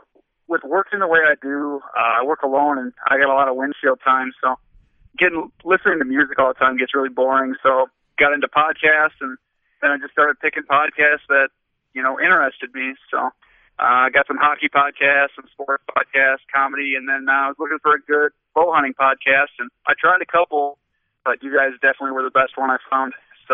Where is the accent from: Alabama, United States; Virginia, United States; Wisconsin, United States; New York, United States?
Wisconsin, United States; River Falls; accent: Wisconsin; now in Fond du Lac, United States; Grew up up by River Falls, Wisconsin, kind of that northwest part of Wisconsin, but currently live over by Fond du Lac.